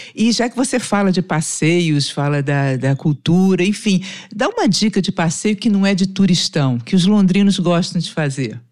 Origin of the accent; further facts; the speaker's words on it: Brazil; Aqui a gente no Brasil